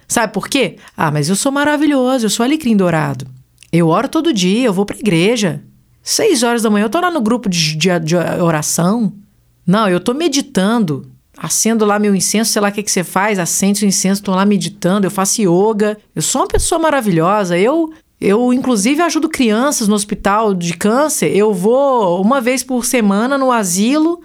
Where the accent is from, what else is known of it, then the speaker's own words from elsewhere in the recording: Minas Gerais, Brazil; Sou mineira, eu uso trem para qualquer coisa